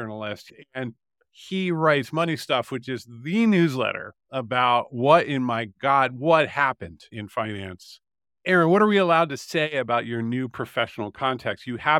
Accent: Ireland; I'm Irish. I put all of my savings into lottery tickets.

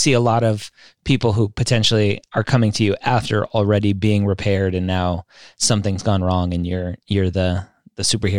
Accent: Redondo Beach, California, United States; I am a Southern California guy. I grew up in Redondo Beach, so not too far away from you.

